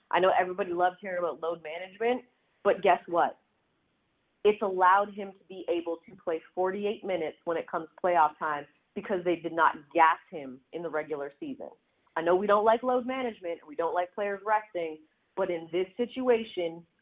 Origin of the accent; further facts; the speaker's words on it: Canada; now in United States; if anyone knows because I'm from Canada, it's